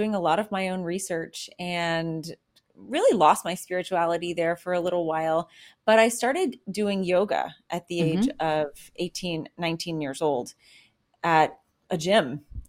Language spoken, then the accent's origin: English; the South, United States; I was raised in the Bible